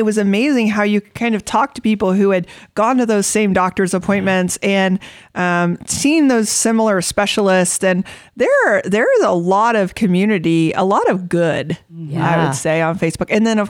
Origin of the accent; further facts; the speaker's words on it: Florida, United States; now in Manhattan, United States; I'm originally from Florida and moved to Manhattan, Kansas.